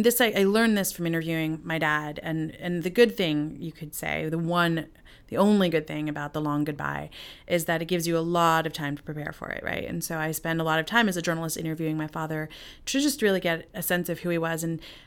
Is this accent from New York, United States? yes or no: yes; New York, United States; born there; and they met in Zambia and married in Malawi, and I was born in New York.